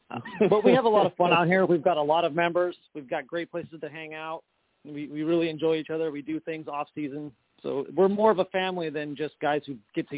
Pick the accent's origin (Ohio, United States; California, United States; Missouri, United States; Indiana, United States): California, United States; Northern; now in San Diego, United States; I'm actually from the Northern California area